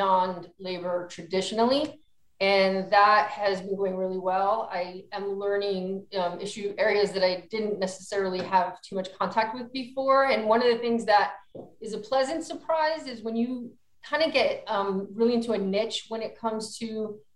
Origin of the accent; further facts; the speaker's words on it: New Jersey, United States; moved away as an adult; now in California, United States; I am from New Jersey. I went to college at Rutgers University.